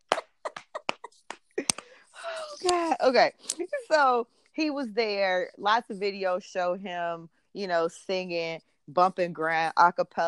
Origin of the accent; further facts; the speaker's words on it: Chicago, Illinois, United States; I'm from Chicago